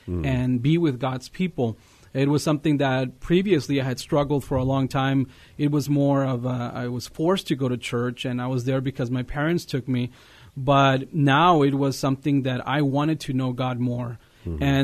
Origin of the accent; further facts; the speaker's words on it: Eagle Pass, Texas, United States; I'm from Eagle Pass, Texas. It's a border town west of San Antonio. And, you know, it's a bilingual town, and you know, it's a nice little town, and that's where I grew up.